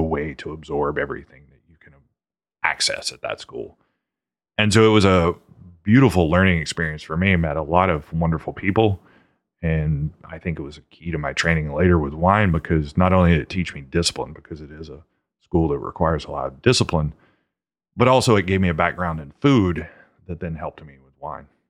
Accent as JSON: {"language": "English", "town": "Many", "region": "Louisiana", "country": "United States", "tie": "born or raised there", "moved": "yes", "lives_now": "Dallas, United States", "said": "Manny, Louisiana, which is in the northern part of Louisiana, middle of nowhere"}